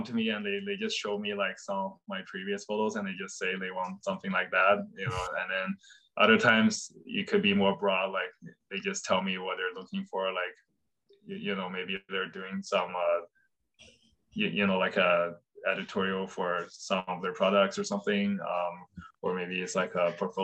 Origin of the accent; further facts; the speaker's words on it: Fuzhou, Fujian, China; my hometown in China, Fuzhou